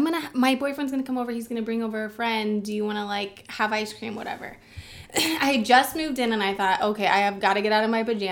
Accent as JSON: {"language": "English", "town": "Kansas City", "region": "Kansas", "country": "United States", "also_born_or_lived": "Tulsa, Oklahoma", "moved": "yes", "said": "I'm from Kansas City, Kansas."}